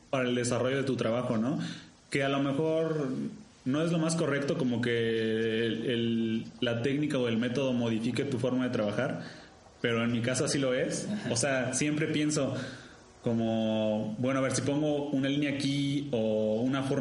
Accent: Querétaro, Mexico; moved away; also born or lived in Colima; yo soy de Querétaro, ¿no? Y me fui a estudiar a Colima. Y yo ya no vivía en Colima

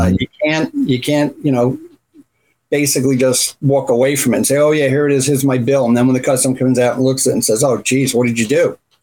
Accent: Runcorn, North West England, United Kingdom; also born or lived in Canada; now in United States; I grew up in a town called Runcorn, which is up towards um, the northwest, close between Wales and then Liverpool's across the Mersey.

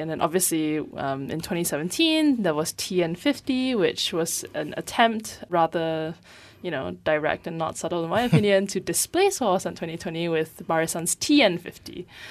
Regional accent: Penang, Malaysia; I grew up in Penang, which is, you know, relatively far away from the kind of, like, pull of this, of K L

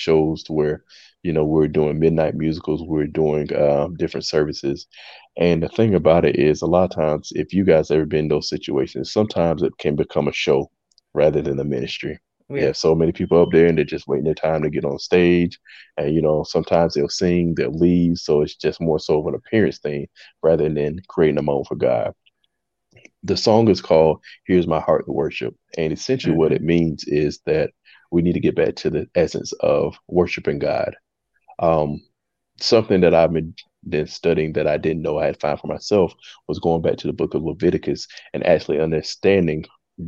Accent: Jacksonville, North Carolina, United States; moved away as an adult; now in Columbia, United States; I'm originally from Jacksonville, North Carolina. I currently reside in Columbia, South Carolina

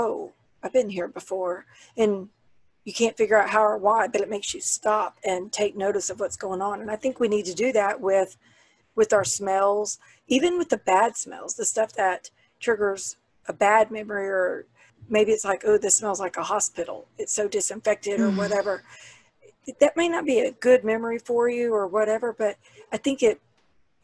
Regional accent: the South, United States; I'm from the South

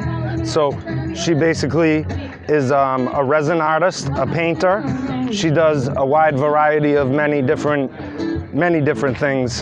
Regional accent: New Bedford, Massachusetts, United States; I come from New Bedford, Massachusetts

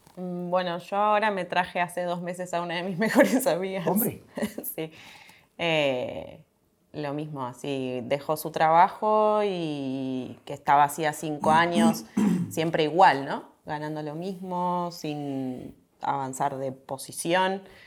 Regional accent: Argentina; moved away as an adult; now in Spain; en Argentina la gran mayoría somos de italianos y españoles

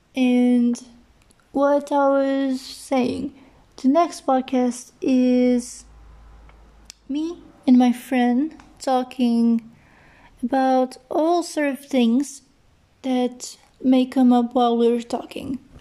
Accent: Portugal; English is a second language; I'm from Portugal

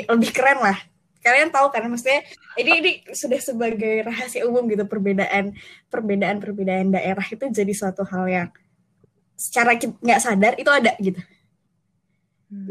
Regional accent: Bandar Lampung, Lampung, Indonesia; moved away as an adult; also born or lived in Jatinangor; gue dari Bandar Lampung sebenarnya kayak di hmm, luar Pulau Jawa

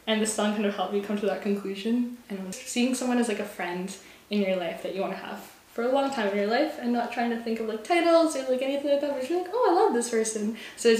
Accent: Victoria, British Columbia, Canada; I'm a songwriter from Victoria, BC, born and raised

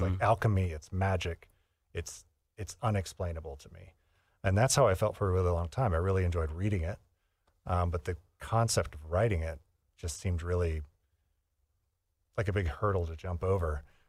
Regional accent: Midwest, United States; I was inspired by... growing up in the Midwest, by the experience I had in the Midwest, in particular the winter.

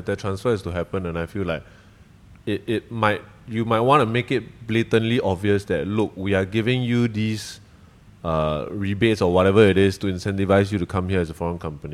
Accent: Singapore; also born or lived in Malaysia; I grew up here, essentially, like, from seven onwards

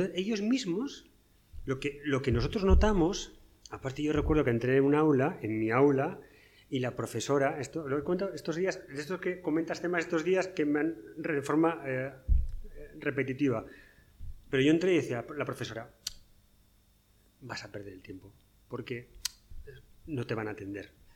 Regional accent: northern Spain, Spain; yo soy del norte de España

